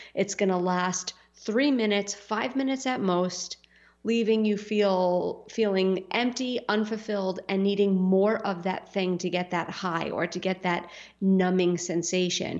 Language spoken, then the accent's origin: English; New York City, New York, United States; when I grew up in Staten Island